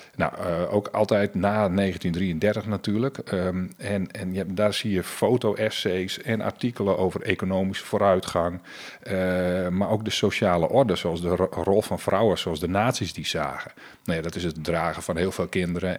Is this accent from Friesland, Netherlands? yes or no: yes; Friesland, Netherlands; Ik als Fries